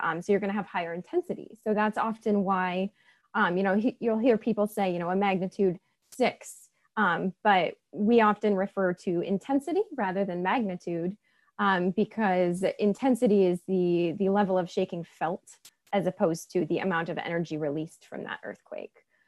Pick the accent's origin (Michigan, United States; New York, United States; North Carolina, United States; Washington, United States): Washington, United States; I grew up in Washington State.